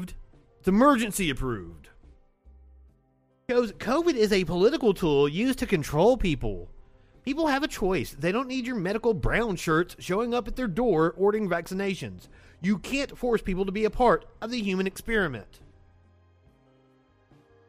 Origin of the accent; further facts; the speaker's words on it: Kentucky, United States; I'm from Kentucky